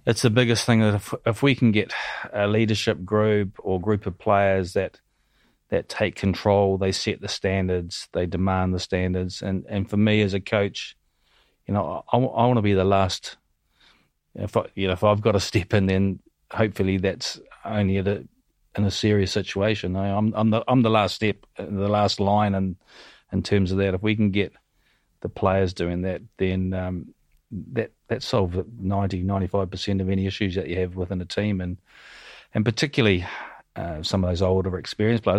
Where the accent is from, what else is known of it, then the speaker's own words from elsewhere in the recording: New Zealand; moved away as an adult; growing up in New Zealand, I came from a, a, a pretty humble background.